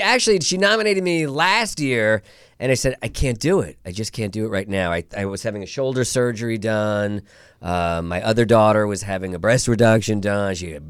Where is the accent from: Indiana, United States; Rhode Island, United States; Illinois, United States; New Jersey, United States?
New Jersey, United States; I'm from New Jersey.